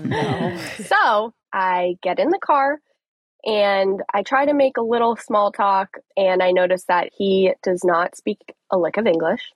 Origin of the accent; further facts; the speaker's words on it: Colorado, United States; now in Tampa, United States; It's actually where I'm from. I'm from Colorado.